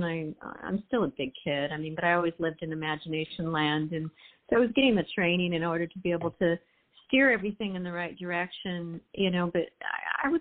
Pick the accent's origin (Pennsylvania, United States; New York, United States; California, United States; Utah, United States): California, United States; Burbank; growing up in Burbank